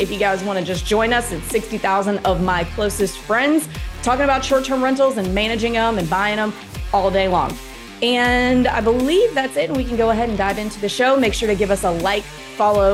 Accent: the South, United States; as a Southerner

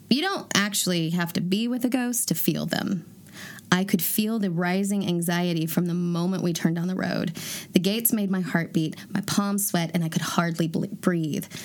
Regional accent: Chicago, Illinois, United States; I grew up in Chicago a very haunted city, and seemed to be on the radar of every spirit in the vicinity.

